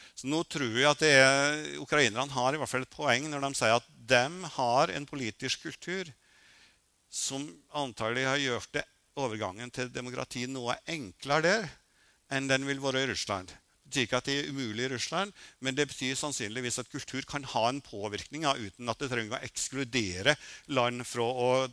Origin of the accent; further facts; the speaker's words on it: Røros, Trøndelag, Norway; moved away; also born or lived in Oslo; jeg kommer fra Røros